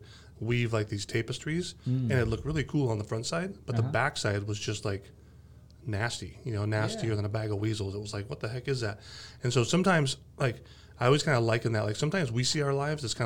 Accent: Escondido, California, United States; I grew up here in Escondido

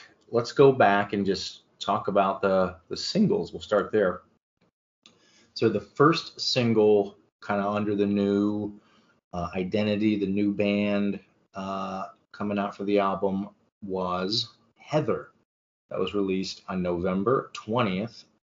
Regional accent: Canton, Ohio, United States; also born or lived in Nashville, Tennessee; now in Chicago, United States; I'm originally from Canton, Ohio

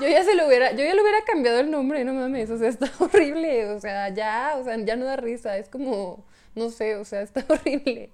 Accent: Hidalgo del Parral, Chihuahua, Mexico; soy de Parral. Yo estoy en Parral

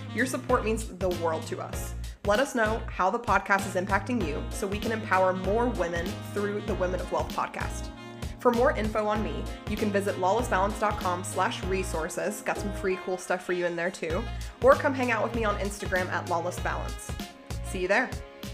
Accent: Arkansas, United States; moved away; I'm also from Arkansas, quick shout out. So, like, I grew up in a town with, like, thirty thousand people, but, like, four Walmarts

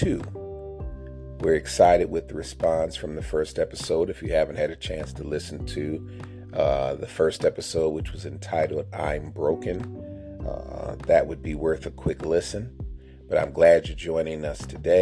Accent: United States; growing up in America as a kid

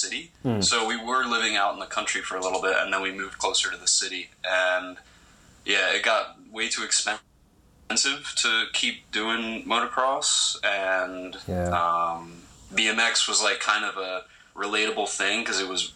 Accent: Millersville, Pennsylvania, United States; moved away as an adult; now in New York City, United States; I grew up in a little town outside Lancaster, Millersville.

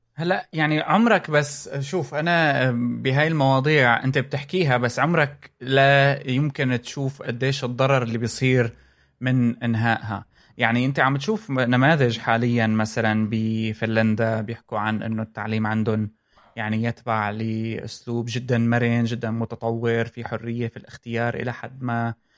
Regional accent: Syria; moved away; لما كنت انا ب عندنا بسوريا

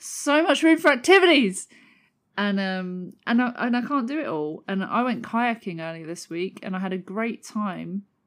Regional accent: London, United Kingdom; moved away; I grew up in southeast London as well. I don't live there anymore

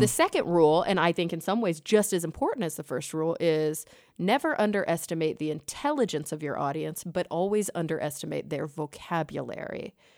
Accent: Texas, United States; also born or lived in New York; now in Los Angeles, United States; growing up in Texas

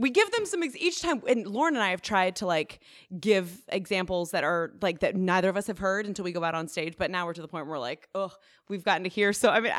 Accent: Ohio, United States; I'm from Ohio.

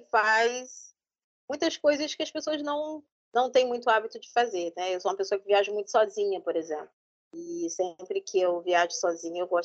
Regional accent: Baixada Fluminense, Rio de Janeiro, Brazil; eu trabalho, eu moro no Rio de Janeiro, é, tenho 49 anos, sou da Baixada Fluminense, aqui do Rio de Janeiro, onde eu nasci e me criei, hoje não moro mais lá.

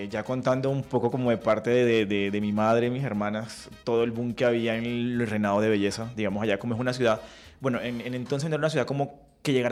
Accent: Riohacha, La Guajira, Colombia; moved away; soy de Riohacha, La Guajira

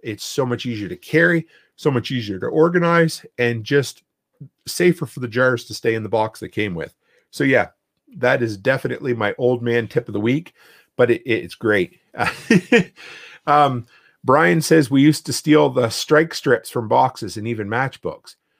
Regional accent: East Coast, Canada; now in Alberta, Canada; I grew up on the East Coast, and I thought I left hurricanes behind when, uh, I came to Alberta

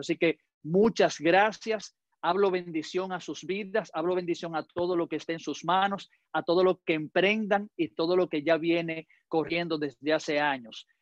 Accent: Dominican Republic; yo como dominicano hablo muy rápido

